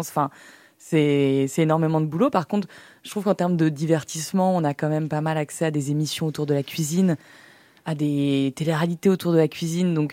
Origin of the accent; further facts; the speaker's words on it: France; Et puis, on est, on est français. C'est aussi dans notre ADN, je pense.